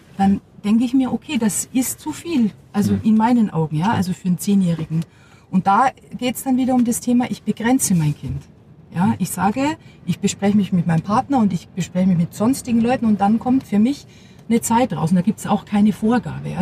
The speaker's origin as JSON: {"language": "German", "region": "Bavaria", "country": "Germany", "tie": "born or raised there", "said": "ich bin ja äh, bayerisches Mädchen, auch so erzogen"}